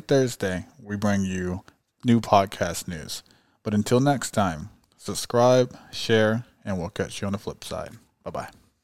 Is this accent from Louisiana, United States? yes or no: no; California, United States; I'm from California.